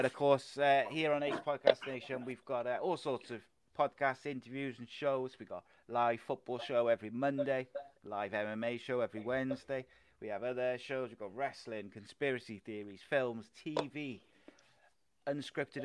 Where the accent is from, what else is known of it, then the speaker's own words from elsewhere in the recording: Wales, United Kingdom; as a Welshman myself